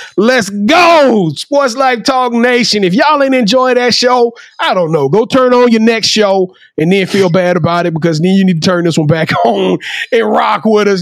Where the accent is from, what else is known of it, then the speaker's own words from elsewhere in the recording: Louisiana, United States; I'm from Louisiana.